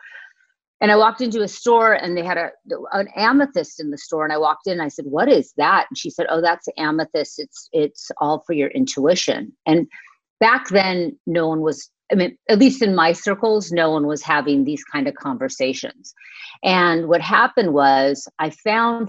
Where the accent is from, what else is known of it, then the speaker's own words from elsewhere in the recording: Manhattan Beach, California, United States; I grew up in Manhattan Beach